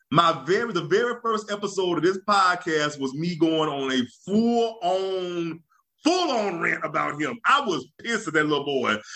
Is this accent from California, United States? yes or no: no; Louisiana, United States; being growing up in Louisiana, you know, what people a lot of people don't realize.